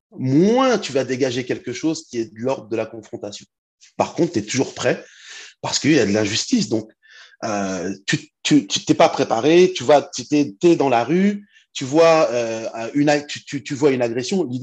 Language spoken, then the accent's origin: French; Île-de-France, France; now in Rouen, France; je viens d'Île-de-France, mais j'habite à Rouen.